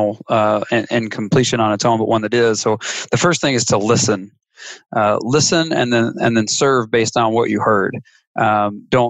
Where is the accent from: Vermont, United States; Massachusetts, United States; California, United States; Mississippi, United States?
Mississippi, United States; I'm from Podunk, Nowhereville, Mississippi